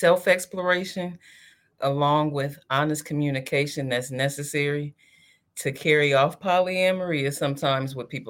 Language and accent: English; Ohio, United States; moved away as an adult; now in Los Angeles, United States; born and raised in Ohio, currently living in LA. However, like, all of my family is in Columbus